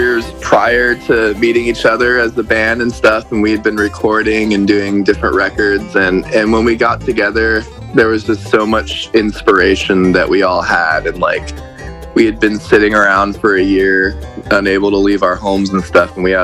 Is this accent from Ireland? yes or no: no; Camptonville, California, United States; I'm from this little small town called Camptonville, which is right outside of Grass Valley